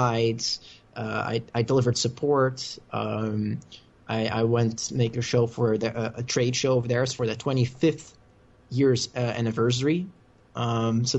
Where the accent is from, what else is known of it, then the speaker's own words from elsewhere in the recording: Netherlands; accent: American; English is a second language; Originally, I'm from the Netherlands, and that's actually where I am right now.